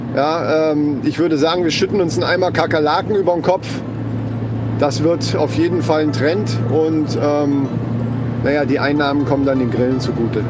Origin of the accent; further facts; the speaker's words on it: Germany; bei uns in Deutschland